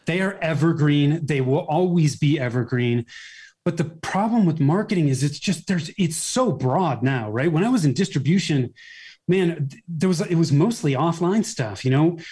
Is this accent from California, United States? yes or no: yes; Bay Area, Northern California, United States; moved away as an adult; now in Denver metro area, United States; I was born and raised in the Bay Area, Northern California